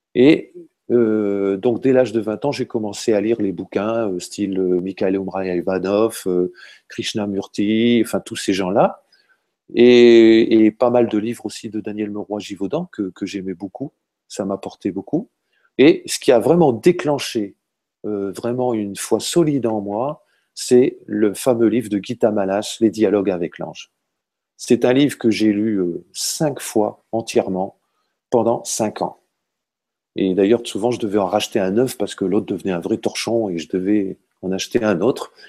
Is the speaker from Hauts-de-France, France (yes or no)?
yes; Hauts-de-France, France; je viens du nord de la France, hein, je suis un ch'ti